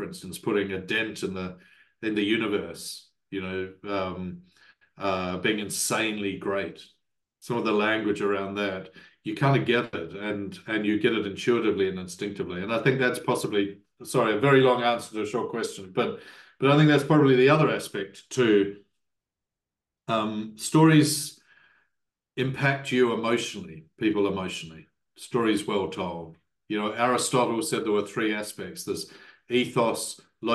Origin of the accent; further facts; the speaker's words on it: New Zealand; as a New Zealander